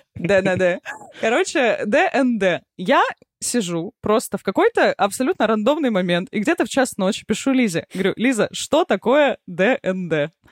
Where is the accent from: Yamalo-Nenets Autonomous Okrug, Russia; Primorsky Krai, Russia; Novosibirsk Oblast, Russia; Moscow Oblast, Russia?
Primorsky Krai, Russia; Vladivostok; я выросла в Владивостоке